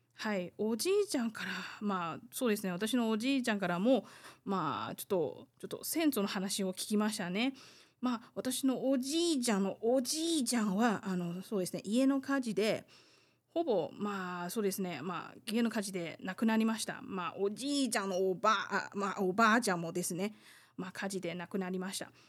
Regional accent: Taiwan; 台湾生まれ台湾育ち

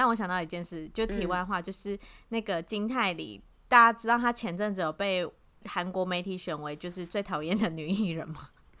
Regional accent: Taiwan; 我们台湾人

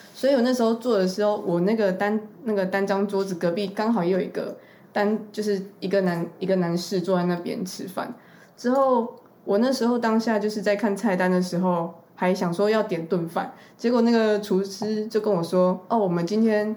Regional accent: Taiwan; 我是台湾人

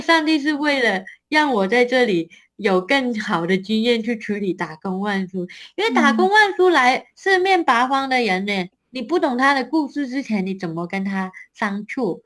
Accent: Hong Kong; moved away as an adult; also born or lived in Taiwan; now in Nantou, Taiwan; 我们香港人来台湾

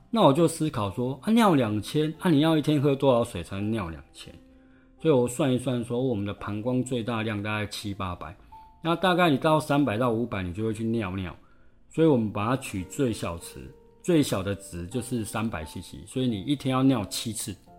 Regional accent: Changhua County, Taiwan; moved away; 我老家彰化那边

